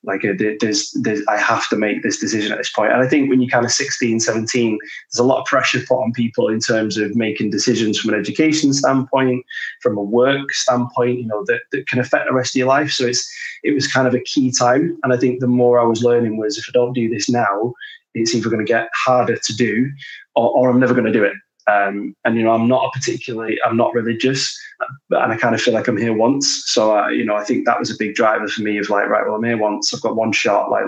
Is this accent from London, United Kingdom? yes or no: no; Glasgow, Scotland, United Kingdom; accent: Manc Glaswegian; also born or lived in Manchester; my dad was Scottish, so I grew up a lot in Glasgow. Uh, and then my mum was from Manchester, so grew up a lot in Manchester.